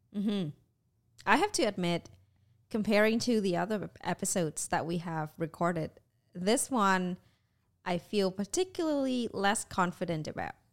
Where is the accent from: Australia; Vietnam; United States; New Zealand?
Vietnam; moved away; was growing up in Vietnam.